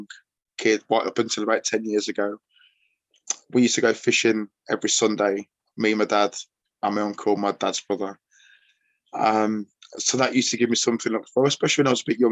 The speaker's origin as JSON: {"language": "English", "town": "Chelmsley Wood", "region": "West Midlands", "country": "United Kingdom", "tie": "born or raised there", "also_born_or_lived": "Tamworth", "said": "where I grew up in Chelmsley Wood"}